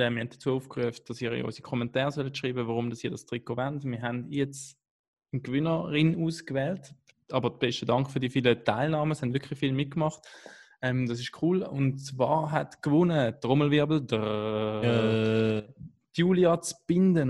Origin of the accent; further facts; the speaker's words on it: Switzerland; als Schweizer